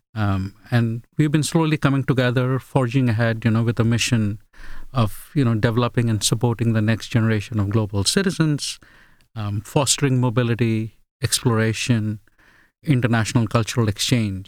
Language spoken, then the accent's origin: English; India; first language Bengali; English is a second language; also born or lived in England / Australia; now in United States; a multicultural upbringing from India